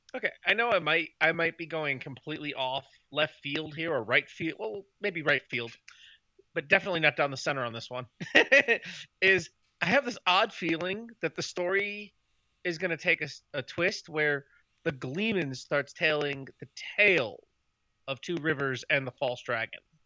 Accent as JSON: {"language": "English", "town": "Chicago", "region": "Illinois", "country": "United States", "moved": "yes", "said": "I'm originally from Chicago, Illinois"}